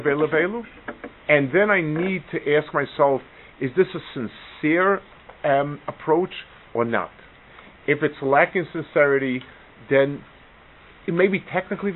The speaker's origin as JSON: {"language": "English", "country": "United States", "tie": "born or raised there", "said": "I grew up in America when it was on the way down."}